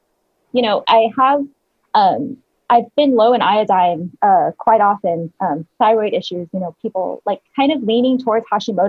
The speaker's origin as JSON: {"language": "English", "town": "El Paso", "region": "Texas", "country": "United States", "tie": "born or raised there", "said": "El Paso."}